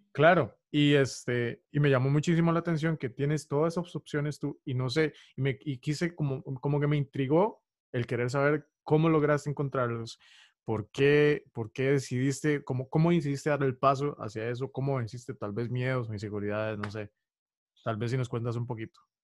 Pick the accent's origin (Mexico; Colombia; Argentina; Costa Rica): Costa Rica; costarricense, soy costarricense.